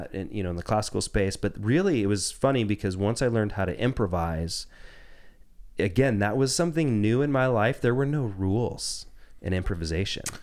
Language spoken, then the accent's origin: English; Jacksonville, Oregon, United States; also born or lived in Ashland, Oregon; I grew up in Southern Oregon. I was born in nineteen eighty in Ashland and, um, spent most of my life actually just outside of Jacksonville